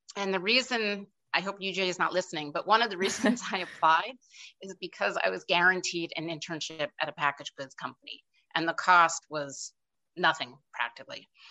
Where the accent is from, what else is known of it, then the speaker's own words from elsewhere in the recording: outside of New York City, United States; I grew up outside of New York City